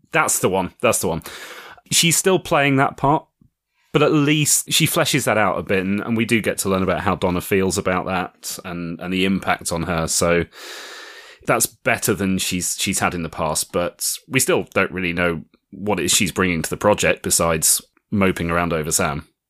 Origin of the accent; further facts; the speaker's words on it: United Kingdom; I'm British